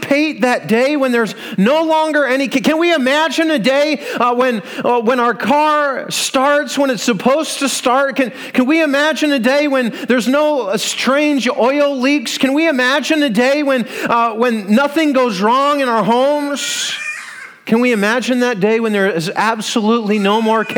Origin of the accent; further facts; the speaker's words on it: Iowa, United States; We're from Iowa.